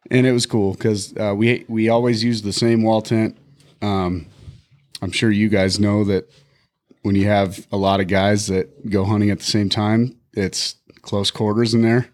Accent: Bighorn Mountains, Wyoming, United States; now in Montana, United States; I grew up in the Bighorn Mountains

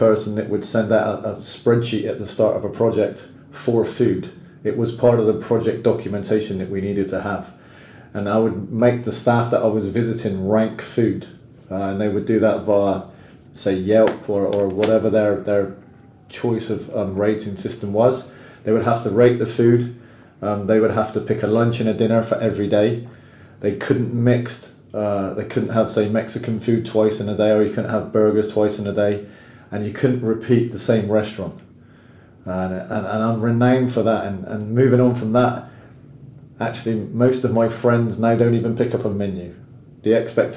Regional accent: England, United Kingdom; I'm English

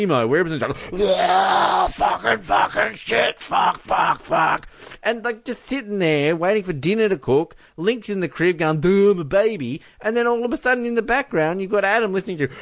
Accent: Australia; I'm Australian. I'm proud of it.

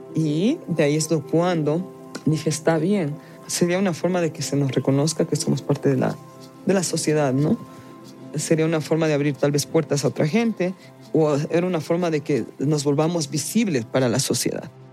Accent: Quito, Pichincha, Ecuador; moved away; yo me siento 100% quiteña porque soy nacida y criada en Quito

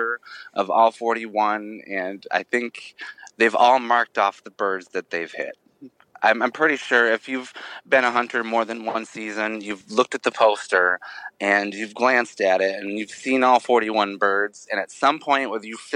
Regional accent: Midwest Michigan, United States; Growing up in Midwest Michigan

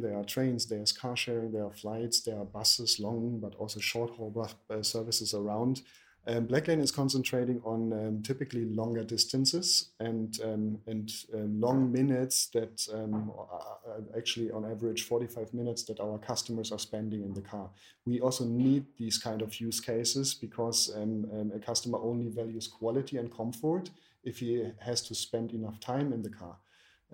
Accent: Berlin, Germany; I'm 39 years old and indeed born and raised in Berlin

